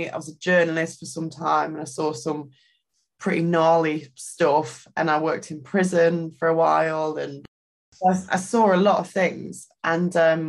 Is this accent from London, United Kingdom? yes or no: no; East Midlands, United Kingdom; So I grew up in Derbyshire, which is a county in the UK.